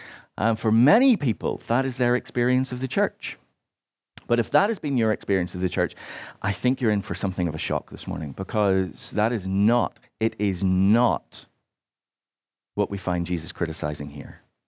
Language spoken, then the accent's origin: English; Northern Ireland, United Kingdom; Particularly growing up in Northern Ireland, as I did, this was often very much the position of churches in that part of Ireland.